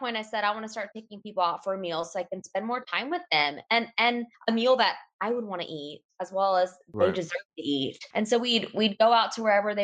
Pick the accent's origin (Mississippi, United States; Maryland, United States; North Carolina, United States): North Carolina, United States; Raleigh; I grew up in Raleigh, North Carolina, and have never left.